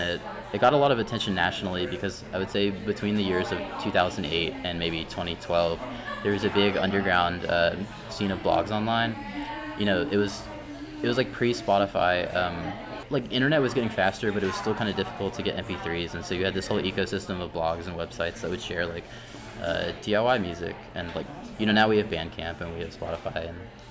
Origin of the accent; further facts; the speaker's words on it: Wilmington, North Carolina, United States; now in Raleigh, United States; I grew up in Wilmington and I went to shows in high school